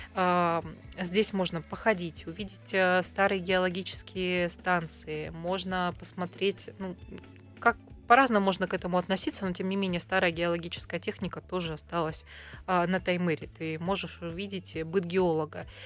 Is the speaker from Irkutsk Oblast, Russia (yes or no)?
yes; Irkutsk, Irkutsk Oblast, Russia; этнически я из Иркутска Московской области, поэтому я видела, как там все развивалось